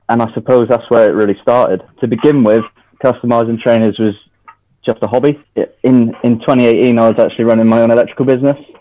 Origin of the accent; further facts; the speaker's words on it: Devon, South West England, United Kingdom; I was born in Devon, so I'm I'm Devon born and bred. We live down here